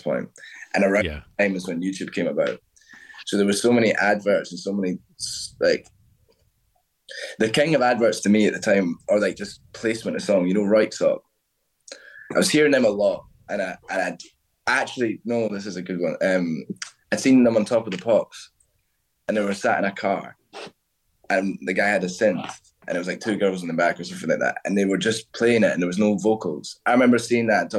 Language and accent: English; Stirling, Scotland, United Kingdom; moved away as an adult; also born or lived in Edinburgh; now in London, United Kingdom; Stirling. So that's central Scotland. So it's just in between Glasgow and Edinburgh, a little bit above. Excuse me. I was there till I was 23